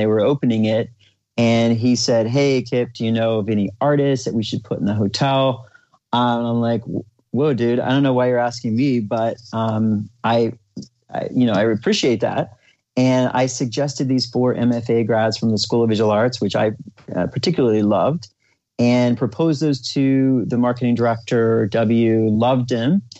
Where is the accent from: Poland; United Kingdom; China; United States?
United States; Oklahoma; the conservative environment that I grew up in Oklahoma, middle America